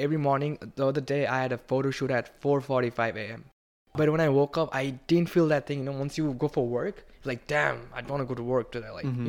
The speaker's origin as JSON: {"language": "English", "country": "Bangladesh", "also_born_or_lived": "Kentucky", "moved": "as an adult", "lives_now": "New York City, United States", "said": "So I come from Bangladesh, right?"}